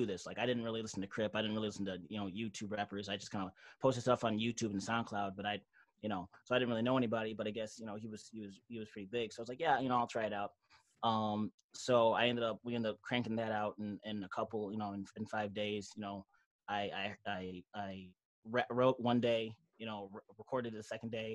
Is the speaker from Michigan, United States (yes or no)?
yes; Auburn Hills, Michigan, United States; I'm from the Mitt, Michigan. Those don't know, Auburn Hills